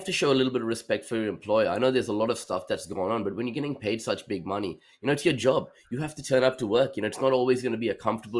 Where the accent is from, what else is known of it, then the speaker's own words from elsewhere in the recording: Australia; as an Australian and as us being Australians